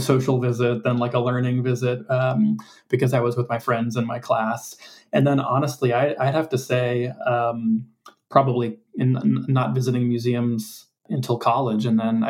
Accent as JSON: {"language": "English", "town": "St. Louis", "region": "Missouri", "country": "United States", "tie": "born or raised there", "also_born_or_lived": "Newark, New Jersey / Philadelphia, Pennsylvania", "said": "I grew up in, was born and raised in St. Louis, but then lived part of my childhood in New Jersey, in Newark, and then outside of Philadelphia, and then back to St. Louis."}